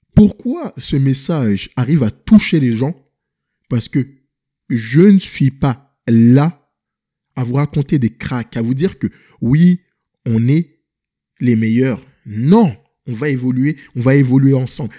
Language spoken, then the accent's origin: French; Paris, Île-de-France, France; also born or lived in Senegal (ancestry); now in Montreal, Canada; Je viens de Paris et j'habite ici à Montréal, au Québec